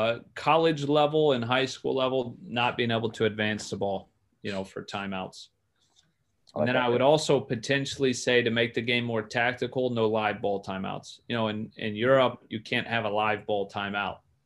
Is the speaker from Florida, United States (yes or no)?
yes; Clearwater, Florida, United States; moved away as an adult; growing up in Clearwater